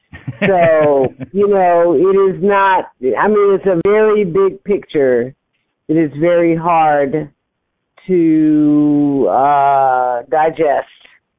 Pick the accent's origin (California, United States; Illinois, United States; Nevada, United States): Illinois, United States; Chicago; moved away as an adult; also born or lived in Jamaica / South Africa / France; now in Mississippi, United States; So I was born and raised in Chicago